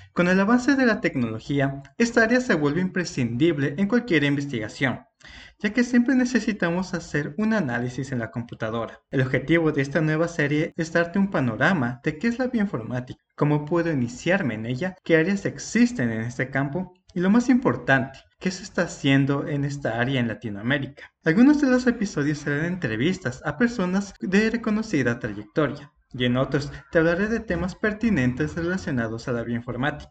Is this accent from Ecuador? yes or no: yes; Ecuador; yo soy de Ecuador